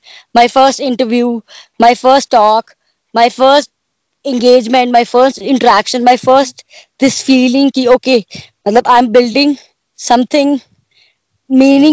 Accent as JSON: {"language": "English", "town": "Bathinda", "region": "Punjab", "country": "India", "tie": "born or raised there", "moved": "yes", "said": "I was born and brought up in Punjab, Bathinda, in a small place"}